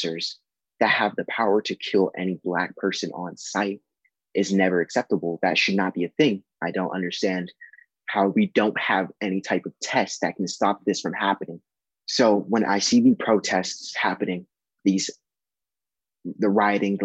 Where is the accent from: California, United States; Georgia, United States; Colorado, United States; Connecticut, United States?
California, United States; Los Angeles; I'm a musician from Los Angeles, California